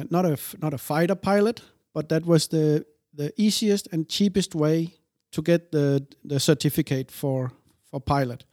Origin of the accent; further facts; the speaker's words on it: Denmark; also born or lived in Odense, Denmark; we moved to another place of Denmark in the south. And, um, I lived there my whole young life until I was eighteen, nineteen